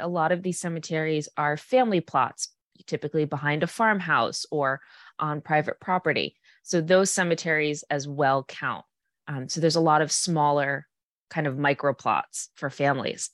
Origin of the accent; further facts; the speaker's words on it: Massachusetts, United States; I'm from Mass